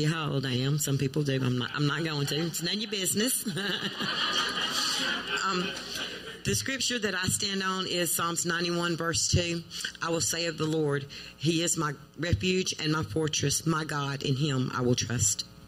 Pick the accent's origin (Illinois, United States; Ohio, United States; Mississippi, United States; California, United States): Mississippi, United States; Crystal Springs; I'm from Crystal Springs, Mississippi.